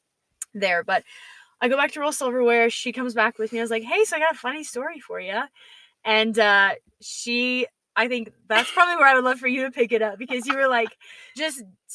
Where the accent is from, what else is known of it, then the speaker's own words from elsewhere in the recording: Georgia, United States; from Georgia, so I'm a real peach